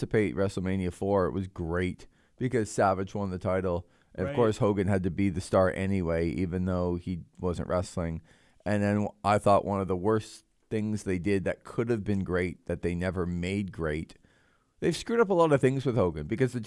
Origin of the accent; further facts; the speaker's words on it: Toronto, Ontario, Canada; moved away; I grew up in Toronto